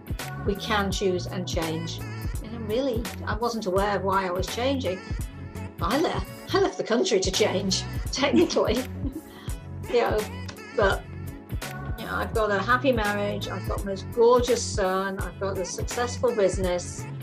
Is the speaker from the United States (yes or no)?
no; England, United Kingdom; moved away as an adult; I was in England until I was 21.